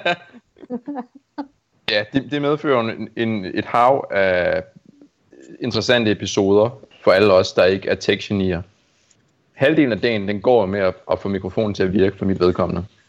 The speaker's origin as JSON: {"language": "Danish", "area": "Amager", "region": "Capital Region of Denmark", "country": "Denmark", "tie": "born or raised there", "said": "jeg er vokset op på Amager"}